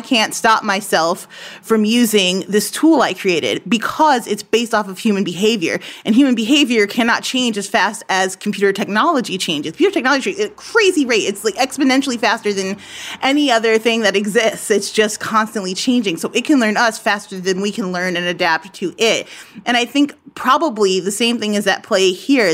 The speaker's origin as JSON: {"language": "English", "country": "United States", "said": "being an American"}